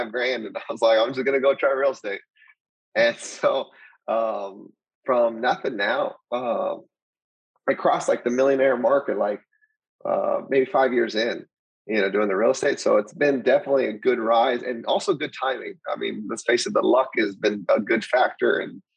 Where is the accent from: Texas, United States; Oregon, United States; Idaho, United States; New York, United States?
Texas, United States; El Paso; moved away as an adult; also born or lived in Austin, Texas / San Antonio, Texas; I'm originally from El Paso, Texas. And so basically just grew up just normal